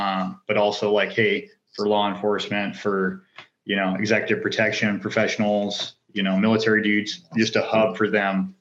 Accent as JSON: {"language": "English", "region": "North Idaho", "country": "United States", "tie": "born or raised there", "also_born_or_lived": "Orange County"}